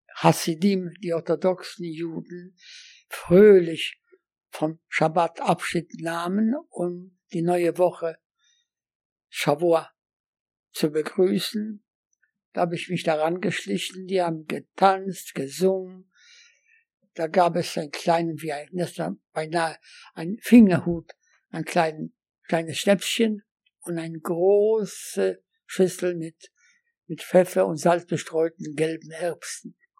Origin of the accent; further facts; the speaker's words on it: Łódź, Łódź Voivodeship, Poland; German is a second language; moved away as an adult; also born or lived in Göttingen, Germany; Ich bin in Lodz in Polen geboren